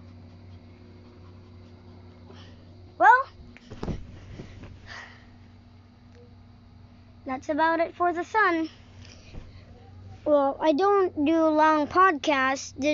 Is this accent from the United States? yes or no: no; Philippines; English is a second language; I'm in the Philippines. Yeah. I'm not American. I was born here in the Philippines